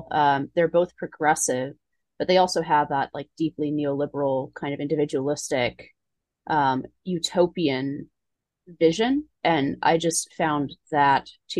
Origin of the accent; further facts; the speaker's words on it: Palo Alto, California, United States; moved away; I grew up in Palo Alto